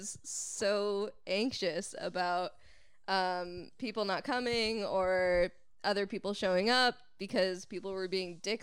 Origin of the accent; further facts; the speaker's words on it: Uxbridge, Massachusetts, United States; I'm from Uxbridge